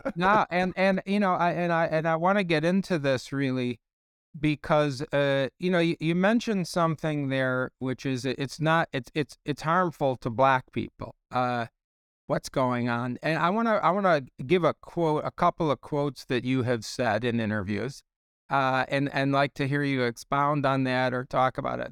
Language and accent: English; Chicago, Illinois, United States; we're both from Chicago